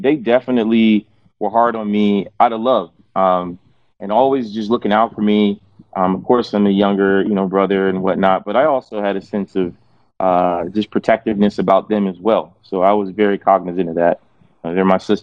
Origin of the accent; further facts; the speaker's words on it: Fort Wayne, Indiana, United States; I was born in Fort Wayne, Indiana, most random place ever